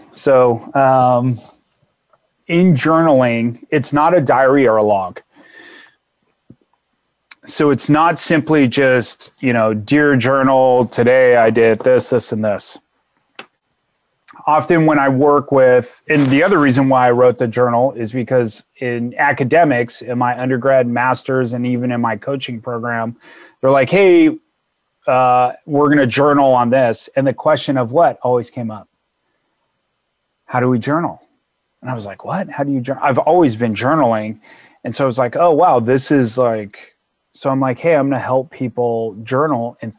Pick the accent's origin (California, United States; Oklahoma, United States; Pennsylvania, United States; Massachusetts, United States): California, United States; Like I grew up in Southern California and my mom and I had great times.